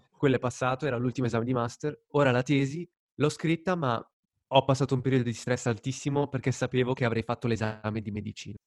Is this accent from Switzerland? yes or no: yes; Lugano, Ticino, Switzerland; moved away as an adult; sono tornato nella mia città natale, quindi a Lugano